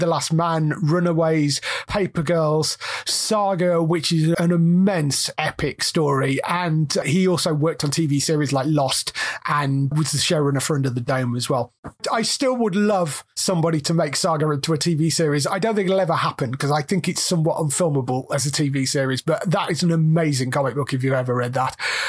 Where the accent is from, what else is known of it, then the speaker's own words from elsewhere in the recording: Australia; I use cuss words because I do, and I'm Australian, and it's who I am.